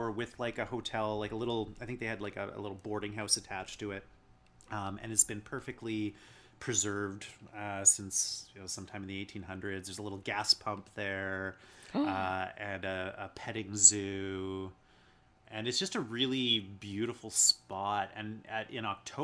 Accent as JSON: {"language": "English", "town": "Chilliwack", "region": "British Columbia", "country": "Canada", "tie": "born or raised there", "also_born_or_lived": "Dawson Creek, British Columbia", "lives_now": "Vancouver, Canada", "said": "I grew up in Chilliwack in the Fraser Valley. And then I moved right the heck out of there when I turned 18 and came to Vancouver."}